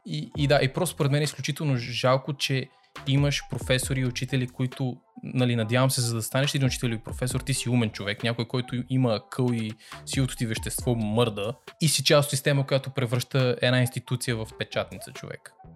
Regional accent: Sofia, Sofia City, Bulgaria; ние като хора, които сме израснали в Люлин, знаеме какво е качеството на живот в Люлин

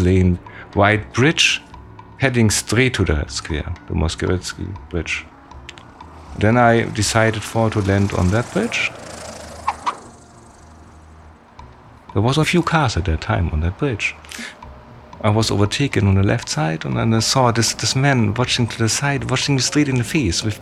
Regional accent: Germany; I'm from Germany

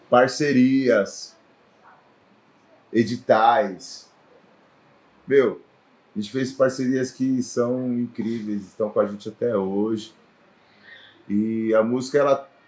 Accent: São Paulo, Brazil; Sou do Elisa Maria, Brasilândia, Brasilândia.

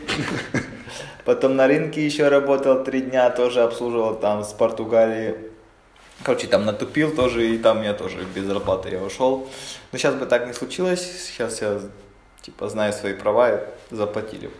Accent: Mariupol, Donetsk Oblast, Ukraine; moved away as an adult; now in Kraków, Poland; Я сам из Украины, из Мариуполя

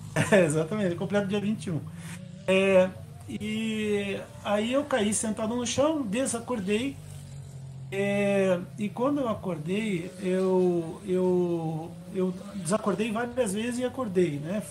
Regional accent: Curitiba, Paraná, Brazil; eu sou de Curitiba, tenho 55 anos

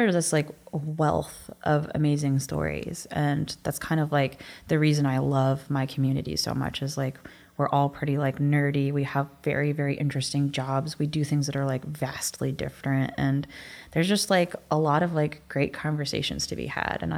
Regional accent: West Virginia, United States; I'm from West Virginia

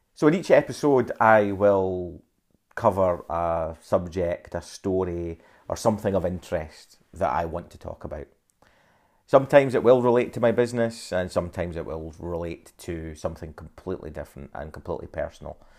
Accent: Dundee, Scotland, United Kingdom; I was born in Dundee

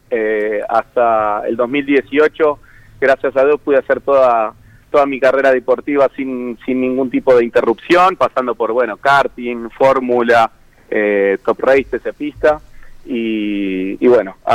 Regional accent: Pilar, Buenos Aires Province, Argentina; Yo soy de Pilar y bueno, tengo la suerte de, haber vivido por ahí toda la etapa de construcción

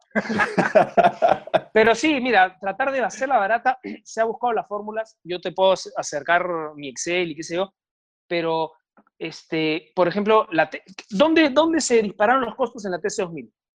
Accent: Peru; me incluyo como peruano

